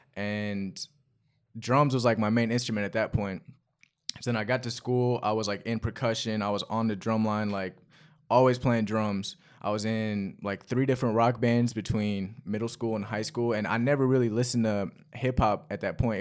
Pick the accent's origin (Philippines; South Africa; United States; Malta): United States; Chapel Hill, North Carolina; also born or lived in London; I was born in London, and I moved h, to Chapel Hill, North Carolina when I was six